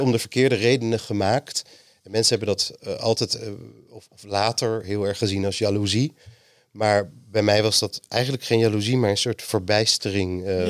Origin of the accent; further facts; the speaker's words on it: Amsterdam, North Holland, Netherlands; Ik ben geboren in Amsterdam